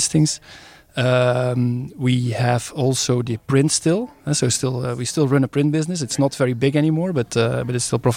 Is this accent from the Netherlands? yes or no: yes; Netherlands; now in Stabroek, Belgium; I'm Dutch by nationality